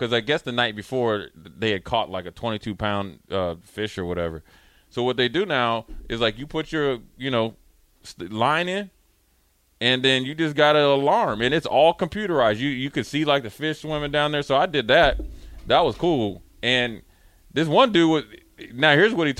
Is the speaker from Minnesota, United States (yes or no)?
yes; Minnesota, United States; I was from Minnesota